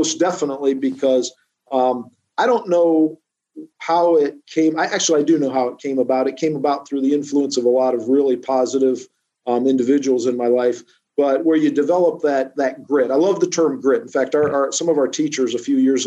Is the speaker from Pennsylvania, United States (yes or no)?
no; Norwalk, Ohio, United States; I'm from Norwalk. I'm just up Route 250 there, out of Ashland, in Norwalk.